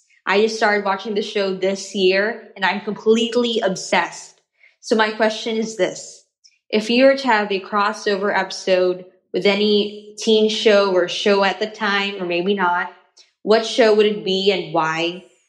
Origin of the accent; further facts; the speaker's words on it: Philippines; I'm from the Philippines.